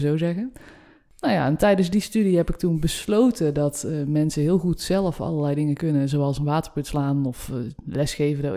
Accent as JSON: {"language": "Dutch", "region": "North Brabant", "country": "Netherlands", "moved": "yes", "lives_now": "Utrecht, Netherlands", "said": "Ik kom uit Brabant, trotse"}